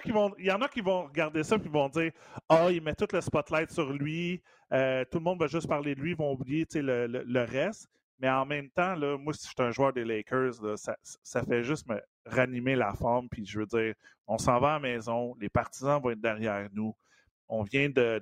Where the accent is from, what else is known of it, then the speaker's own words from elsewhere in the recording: Montreal, Quebec, Canada; dans ma cour d'école à côté de chez nous à Verdun